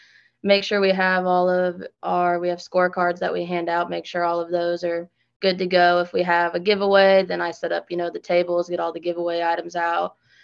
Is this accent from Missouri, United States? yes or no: yes; Kansas City, Missouri, United States; moved away as an adult; now in Kinston, United States; so I'm from Kansas City, Missouri.